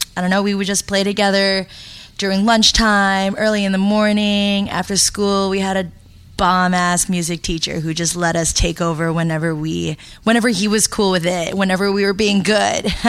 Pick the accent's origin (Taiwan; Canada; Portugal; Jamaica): Canada; Toronto, Ontario; also born or lived in Montreal; I was born in Montreal and then I moved here when I was in elementary school. And I actually grew up in Scarborough